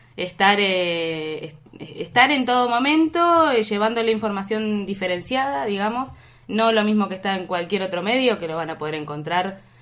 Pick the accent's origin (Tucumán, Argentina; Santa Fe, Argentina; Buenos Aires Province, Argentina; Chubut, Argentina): Chubut, Argentina; Trelew; also born or lived in Buenos Aires; yo soy de Buenos Aires, pero crecí y viví la mayor parte de mi vida acá en Treleu